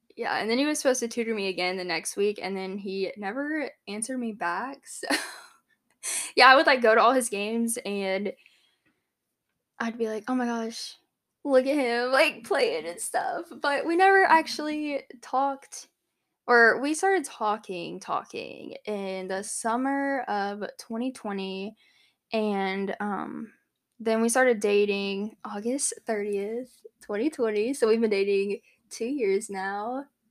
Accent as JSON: {"language": "English", "town": "Hanahan", "region": "South Carolina", "country": "United States", "also_born_or_lived": "Johnson City, Tennessee", "moved": "as an adult", "said": "I'm from Charleston, South Carolina, actually Hanahan, but nobody knows what that is unless you're from around there"}